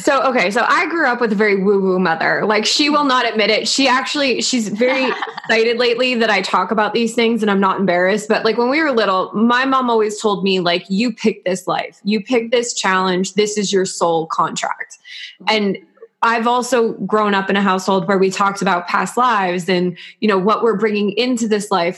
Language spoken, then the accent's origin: English; New York, United States; As a New Yorker